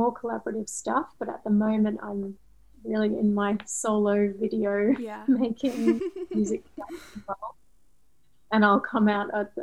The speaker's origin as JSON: {"language": "English", "country": "Australia", "moved": "as an adult", "lives_now": "London, United Kingdom", "said": "I'm Australian and I've lived in London for 14 years now"}